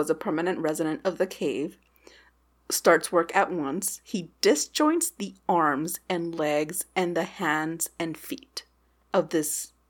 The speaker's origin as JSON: {"language": "English", "region": "Texas", "country": "United States", "said": "As a Texan"}